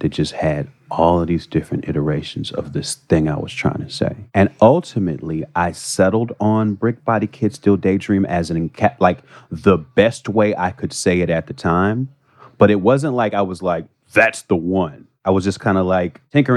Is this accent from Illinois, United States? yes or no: yes; Chicago, Illinois, United States; I got bused from the South Side to the North Side.